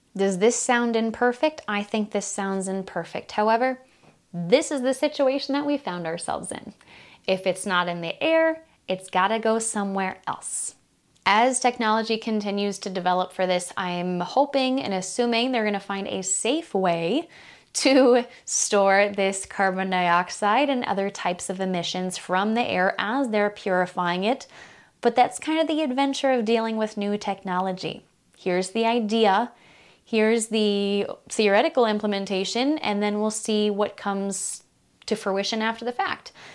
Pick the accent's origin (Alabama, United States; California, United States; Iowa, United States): Iowa, United States; Des Moines, Iowa, the capital of my home state